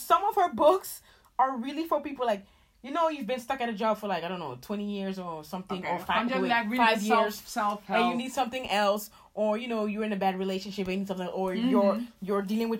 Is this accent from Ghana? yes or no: yes; Ghana; But we are from Ghana.